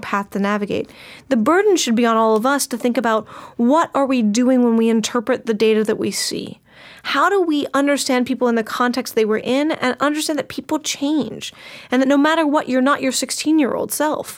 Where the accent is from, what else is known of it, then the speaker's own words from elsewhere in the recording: United States; as an American